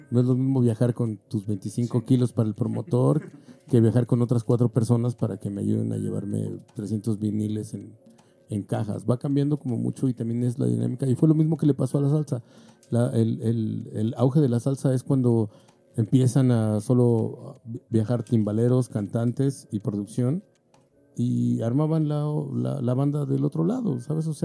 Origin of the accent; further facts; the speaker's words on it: Mexico; Pero también creo que nosotros como tornamesistas mexicanos hemos ido en contra de lo que se nos dijo.